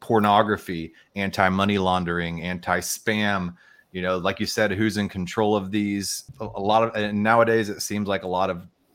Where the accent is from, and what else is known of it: United States